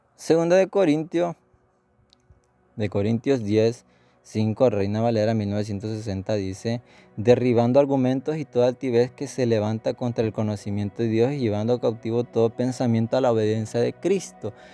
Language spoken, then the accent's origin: Spanish; El Salvador